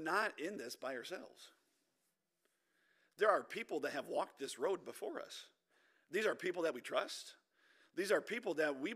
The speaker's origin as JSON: {"language": "English", "country": "United States", "said": "us Americans"}